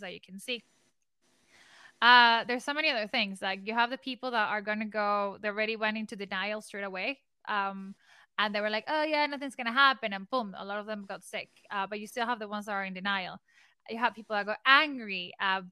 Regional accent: Venezuela; I am from Venezuela

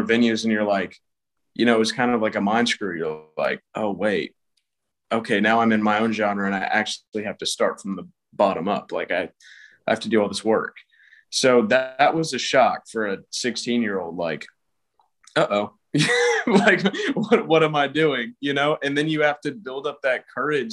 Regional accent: Atlanta, Georgia, United States; I'm from Atlanta, Georgia

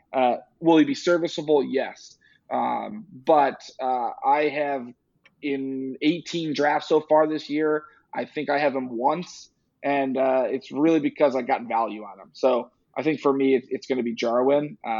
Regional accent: New York, United States; I'm from New York.

